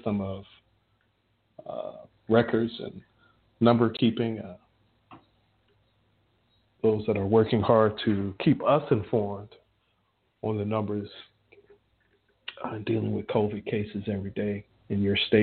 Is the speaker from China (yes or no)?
no; Chicago, Illinois, United States; I'm from Chicago